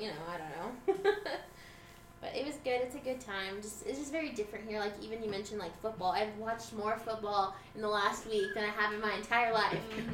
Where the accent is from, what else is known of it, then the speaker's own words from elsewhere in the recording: Lubbock, Texas, United States; born and raised Lubbock, Texas